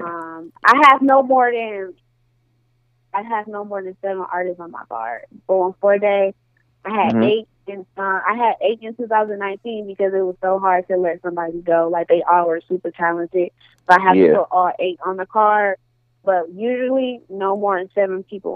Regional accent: Milwaukee, Wisconsin, United States; now in Atlanta, United States; I'm from Milwaukee, Wisconsin.

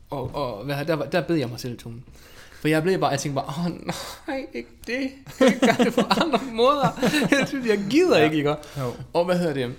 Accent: Denmark; er dansker, ikke?

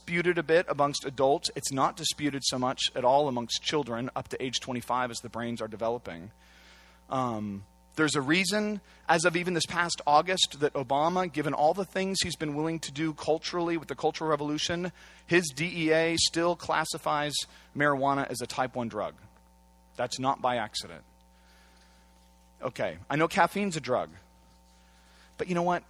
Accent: Santa Cruz, California, United States; moved away; also born or lived in Washington, D.C.; I come from Santa Cruz

